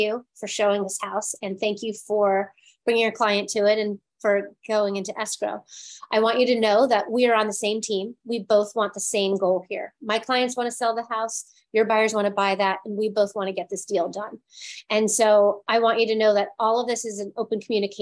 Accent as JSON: {"language": "English", "region": "East Coast", "country": "United States", "tie": "born or raised there", "moved": "yes", "lives_now": "Los Angeles, United States", "said": "I grew up on the East Coast"}